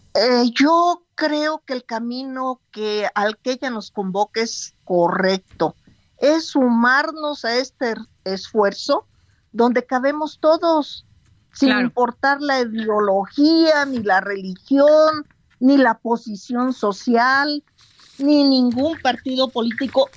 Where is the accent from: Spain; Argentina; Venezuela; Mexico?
Mexico; Michoacán; somos cientos de michoacanos